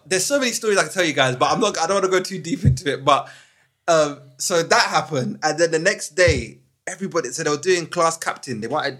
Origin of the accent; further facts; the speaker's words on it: London, United Kingdom; also born or lived in Kampala, Uganda; So I've pretty much been born, not born, but bred. Bred in London, yeah.